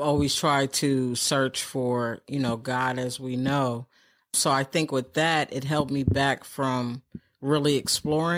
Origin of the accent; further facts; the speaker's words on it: New York City, New York, United States; I was born in New York City